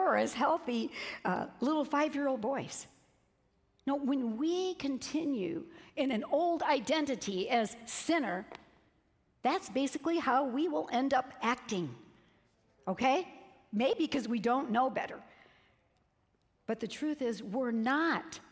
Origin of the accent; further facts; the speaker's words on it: Peoria, Illinois, United States; I'm from Peoria, Illinois